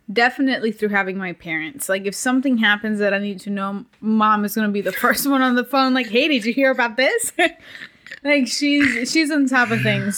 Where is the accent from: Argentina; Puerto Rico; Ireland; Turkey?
Puerto Rico; growing up in Puerto Rico